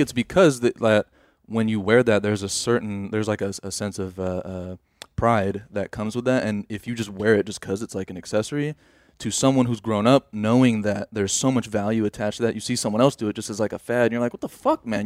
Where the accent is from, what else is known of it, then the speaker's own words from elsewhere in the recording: United States; I'm an American, too